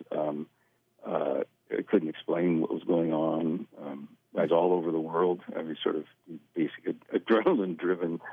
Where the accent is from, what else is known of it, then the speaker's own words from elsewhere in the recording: Clatsop County, Oregon, United States; moved away; growing up in Clatsop County